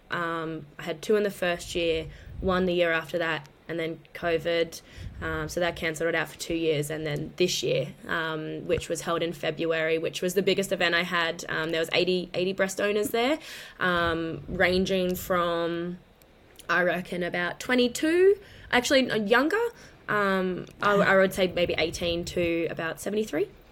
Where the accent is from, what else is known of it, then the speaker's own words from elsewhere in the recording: Brisbane, Queensland, Australia; I'm from Queensland, predominantly in Brisbane